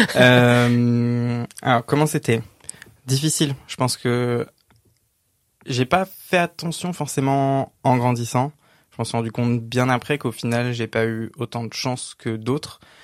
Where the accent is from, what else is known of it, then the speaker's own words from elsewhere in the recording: a village north of Cergy, Paris region, Île-de-France, France; J'ai grandi dans un petit village, vraiment un tout petit village de 800 habitants, un peu au nord de Cergy, région parisienne